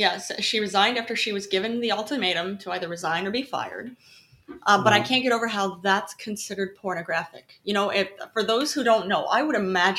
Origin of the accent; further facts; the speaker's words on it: the Bible Belt, United States; now in New York City, United States; I grew up actually in the Bible Belt.